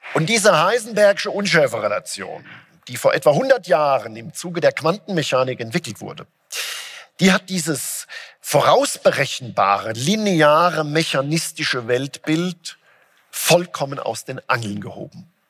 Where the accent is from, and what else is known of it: Germany